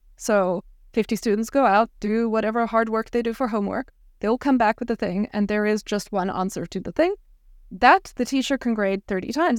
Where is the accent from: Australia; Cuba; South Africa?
South Africa; moved away; I grew up in South Africa